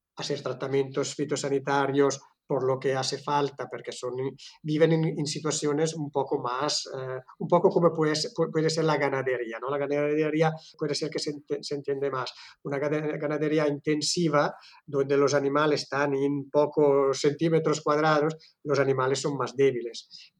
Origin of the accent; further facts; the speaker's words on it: Italy; Spanish is a second language; moved away as an adult; now in Girona, Spain; Yo soy italiano